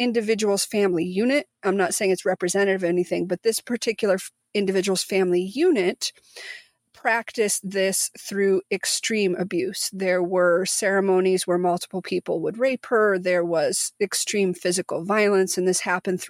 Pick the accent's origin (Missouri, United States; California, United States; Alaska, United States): Missouri, United States; moved away; also born or lived in Tulsa, Oklahoma; the house that Ivy and I grew up in Missouri